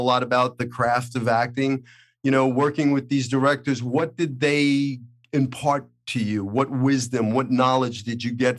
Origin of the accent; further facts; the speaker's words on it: Brooklyn, New York, United States; now in Los Angeles, United States; I think growing up in Brooklyn gives you something that, you know, an edge on the other, you know, it's like, listen, if I could survive the streets of Brooklyn, Hollywood was no big deal.